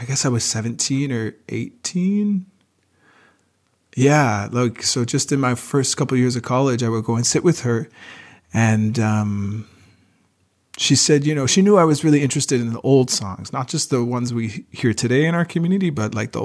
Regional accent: Wabanaki territory, east coast of Canada, Canada; now in Montreal, Canada; I come from Wabanaki territory, the east coast of what some people call Canada today. I'm a singer, and now I live in Montreal

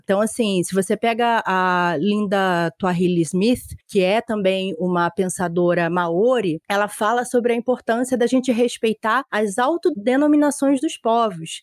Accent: South Region, Brazil; eu que nasci no Sul e tal, tenho uma família

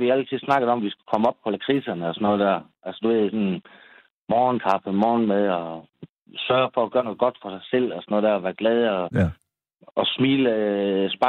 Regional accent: Skanderborg, Central Denmark Region, Denmark; der bor jeg i en uh, øh, tovejls lejlighed nede på noget, der hedder Østergade i Skanderborg. Jeg kommer fra Skanderborg.

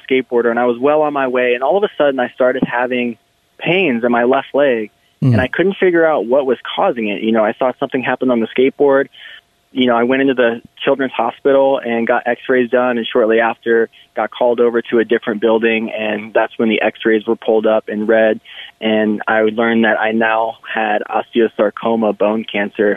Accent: St. Louis, Missouri, United States; now in Colorado, United States; my story started off in St. Louis, Missouri

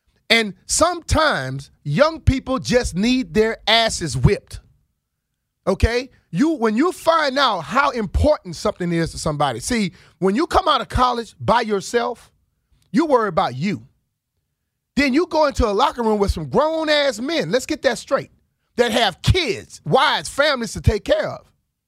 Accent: Plaquemine, Louisiana, United States; now in Washington, United States; I came from Plaquemine, Louisiana to Washington, D.C.

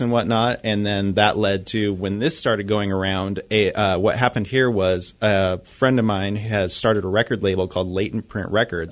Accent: Idaho, United States; moved away as an adult; now in Seattle, United States; I'm originally from Idaho.

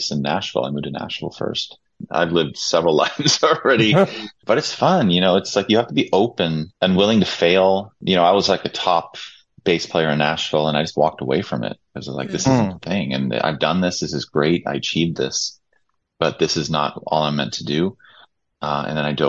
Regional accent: Stockholm, Stockholm County, Sweden; moved away; I came from Sweden, born in Stockholm

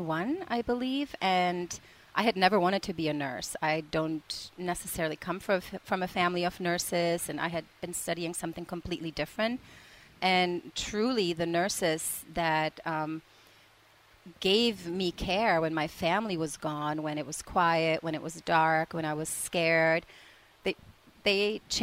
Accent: Prague, Czechia; moved away; I'm from the Czech Republic originally

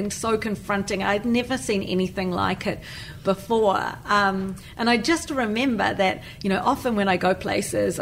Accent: New Zealand; moved away as an adult

